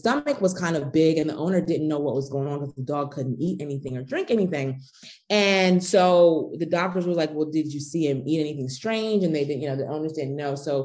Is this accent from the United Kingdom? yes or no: no; outside Philadelphia, Pennsylvania, United States; I grew up on the East Coast. I'm from Pennsylvania, outside the Philadelphia area